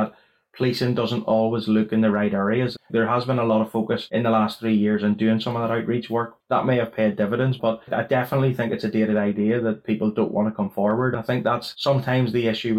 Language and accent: English; Northern Ireland, United Kingdom; Growing up in Northern Ireland, being the only person of colour in the room